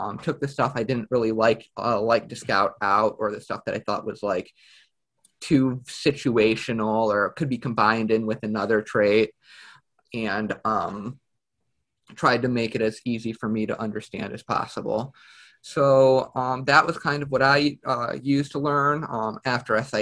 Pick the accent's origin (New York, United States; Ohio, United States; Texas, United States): Ohio, United States; Cleveland; I'm from Cleveland.